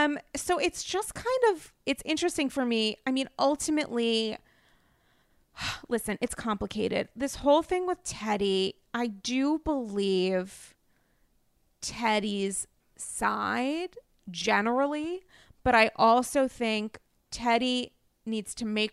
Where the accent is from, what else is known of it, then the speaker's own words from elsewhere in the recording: New England, United States; now in New York, United States; I'm essentially a New Yorker now, but I'm a New England girl.